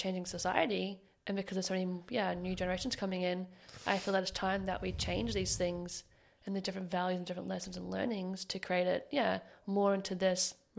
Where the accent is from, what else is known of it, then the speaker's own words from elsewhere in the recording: Melbourne, Victoria, Australia; now in Sunshine Coast, Australia; Okay, so I'm originally from Melbourne.